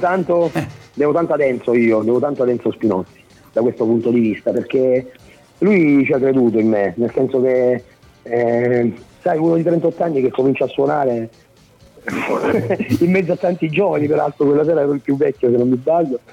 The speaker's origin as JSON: {"language": "Italian", "region": "Abruzzo", "country": "Italy", "said": "io da abruzzese"}